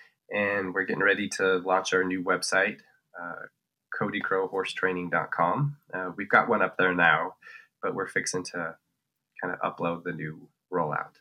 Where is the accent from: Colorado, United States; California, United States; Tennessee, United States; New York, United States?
Colorado, United States; northern; we're from Colorado and we're from northern Colorado